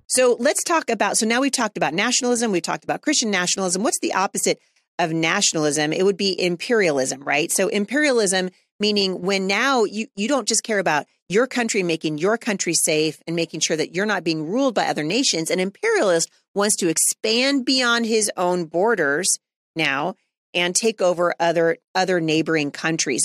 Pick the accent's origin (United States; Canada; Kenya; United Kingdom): United States; As an American, as a citizen of the United States